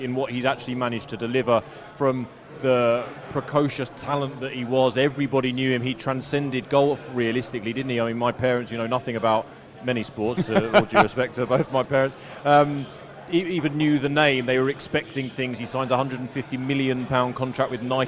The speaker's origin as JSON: {"language": "English", "region": "England", "country": "United Kingdom", "tie": "born or raised there", "moved": "yes", "lives_now": "Dubai, United Arab Emirates", "said": "I'm British, I grew up in England"}